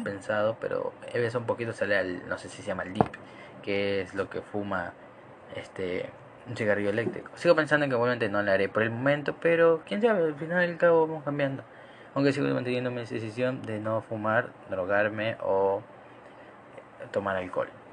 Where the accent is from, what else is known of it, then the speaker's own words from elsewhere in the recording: Ecuador; Acá en Ecuador, yo soy ecuatoriano